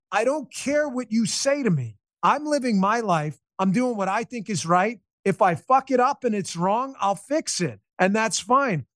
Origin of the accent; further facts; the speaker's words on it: New York, United States; I'm a New Yorker